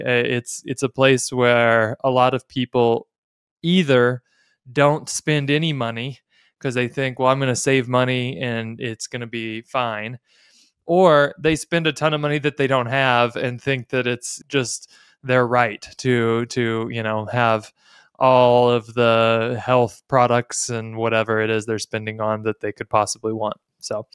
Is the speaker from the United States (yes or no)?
yes; United States; as American evangelicals